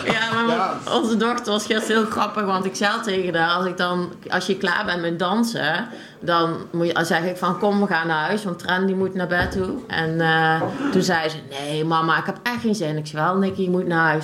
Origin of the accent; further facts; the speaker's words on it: De Scharen, North Brabant, Netherlands; ik ben opgegroeid in de Scharen.